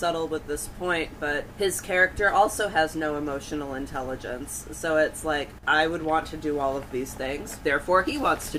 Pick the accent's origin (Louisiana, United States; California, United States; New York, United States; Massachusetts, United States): Massachusetts, United States; accent: Massachusetts; I've worked in tourism in Massachusetts for the past, like, 17 years, and I will say that my accent, like, becomes stronger when I'm around people who aren't from here. It's like I hear the way they're talking, and then suddenly my R's disappear.